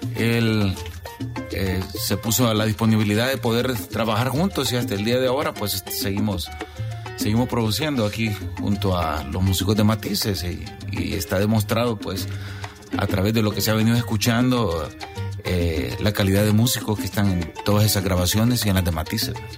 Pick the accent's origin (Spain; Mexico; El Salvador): El Salvador; moved away